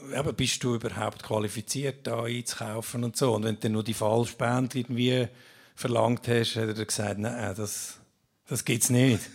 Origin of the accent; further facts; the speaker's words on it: Obwalden, Switzerland; meiner Heimat Obwalden